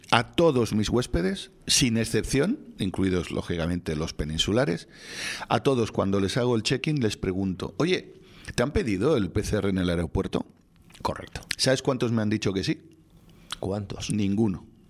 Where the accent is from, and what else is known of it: Spain